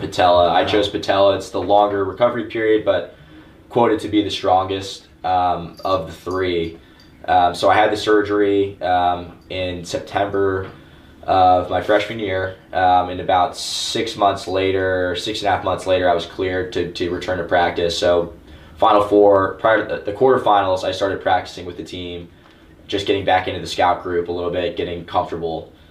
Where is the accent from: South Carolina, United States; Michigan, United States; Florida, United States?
Florida, United States; Orange County; I'm from Orange County, Florida.